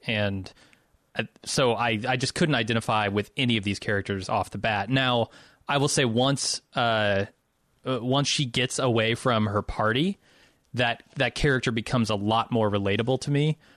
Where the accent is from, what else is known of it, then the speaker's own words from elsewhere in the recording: Midwest, United States; also born or lived in Chicago; I'm from the Midwest